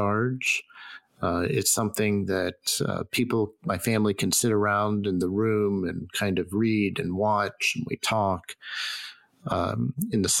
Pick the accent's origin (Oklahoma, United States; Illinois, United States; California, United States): Oklahoma, United States; Stilwell; moved away; also born or lived in Boston; I was born in Oklahoma, and I spent a fair chunk of time as in my very formative years in a place called Stillwell, Oklahoma